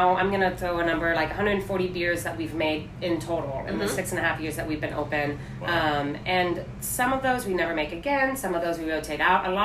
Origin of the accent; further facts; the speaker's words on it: Tulsa, Oklahoma, United States; moved away as an adult; also born or lived in San Diego / Denver; now in New York City, United States; So I grew up in Oklahoma. I grew up in Tulsa, Oklahoma. I moved out when I was about 19